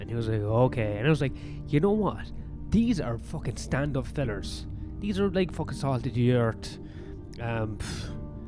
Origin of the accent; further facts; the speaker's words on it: Ireland; being Irish.